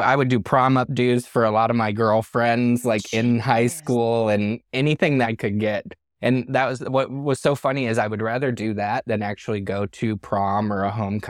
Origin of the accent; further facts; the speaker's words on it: Michigan, United States; also born or lived in Tawas City, Michigan; My best friend, I grew up in Michigan. I was born in a small town called Tawas City, mm-hmm. Michigan.